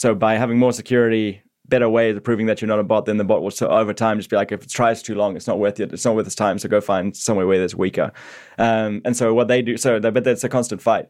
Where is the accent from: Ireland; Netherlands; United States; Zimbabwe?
Zimbabwe; moved away as an adult; now in Australia; I grew up in Zimbabwe